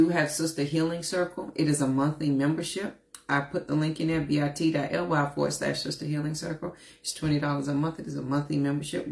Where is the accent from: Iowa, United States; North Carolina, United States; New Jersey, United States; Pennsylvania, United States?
North Carolina, United States; Forest City; not only from North Carolina, honey, I'm from Forest City. Worked at good old McDonald's from 14 to 22